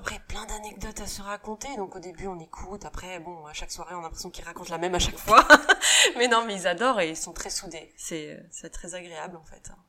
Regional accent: Saint-Nazaire, Pays de la Loire, France; moved away; also born or lived in Asia; je suis née à Saint-Nazaire, donc euh, on dit pas que ce soit la Bretagne, ça reste quand même les Pays de Loire. Donc euh, on habite sur la côte sauvage, et c'est vrai qu'on a plutôt une enfance assez sauvage

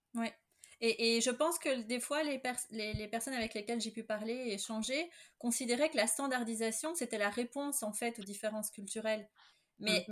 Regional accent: Belgium; je suis belge

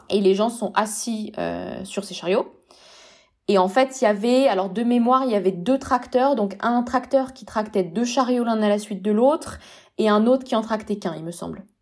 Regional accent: Paris, Île-de-France, France; moi j'ai vécu, enfin j'ai grandi à Paris

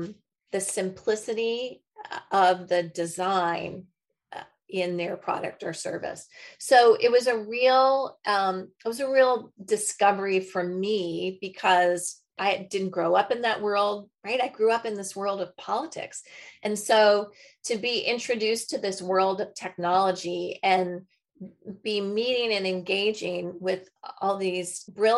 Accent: New Hampshire, United States; I grew up skiing on the East Coast, skiing in Waterville Valley for any of those New Hampshire skiers.

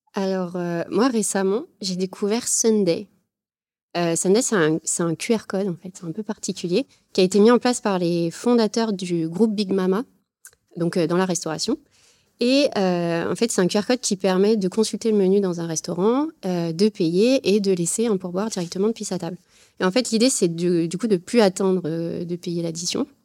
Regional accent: Saint-Étienne, Auvergne-Rhône-Alpes, France; je viens de Saint-Étienne

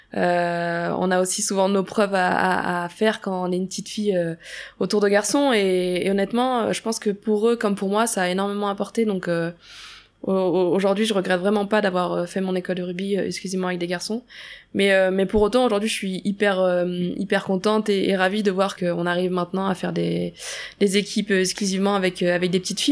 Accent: Auray, Brittany, France; moved away as an adult; also born or lived in Rennes; J'ai grandi, je suis née là-bas, j'ai fait ma scolarité aussi jusqu'à mes 18 ans.

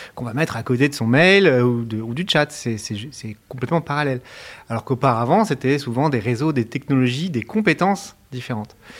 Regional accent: Montpellier, Occitania, France; moved away as an adult; also born or lived in Paris; j'ai grandi, euh, j'ai grandi à, Montpellier entre 8 ans et 20 ans, 25 ans

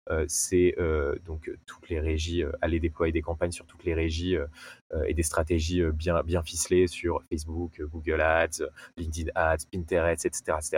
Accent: Nice, Provence-Alpes-Côte d'Azur, France; euh, j'ai 28 ans, je suis niçois

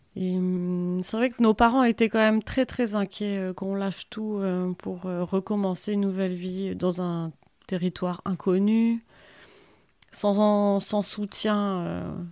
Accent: Valenciennes, Hauts-de-France, France; moved away as an adult; also born or lived in Lille; now in Saint-Paul-la-Roche, France; moi j'ai grandi à Valenciennes

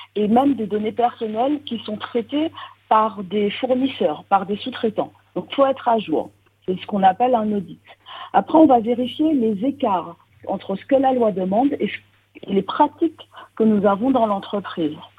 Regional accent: Martinique; now in Montréal, Canada; je suis martiniquaise

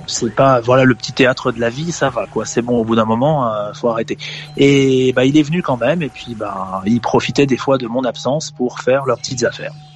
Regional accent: Bayeux, Normandy, France; also born or lived in Caen / Paris; Moi, je suis originaire de Bayeux. Je suis né à Bayeux.

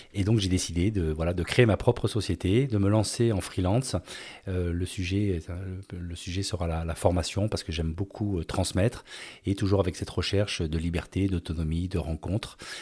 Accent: France; moved away as an adult; also born or lived in Hungary / Venezuela / Spain / Singapore; en 2020, j'ai décidé de rentrer à la base, donc de rentrer en France

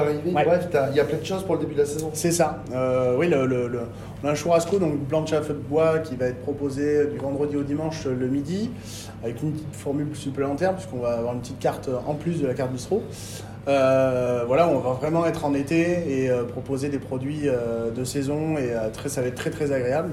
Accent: Bordeaux, Nouvelle-Aquitaine, France; also born or lived in Arveyres; je suis revenu sur Bordeaux euh, pour la naissance de mon fils, parce que je suis un peu chauvin, je voulais qu'il naisse à Bordeaux

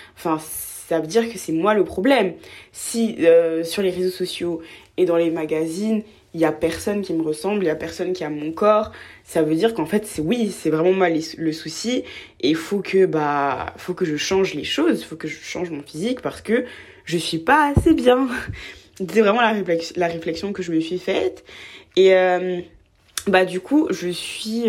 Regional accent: Côte d’Ivoire; j'ai grandi en Côte d'Ivoire, je viens de Côte d'Ivoire

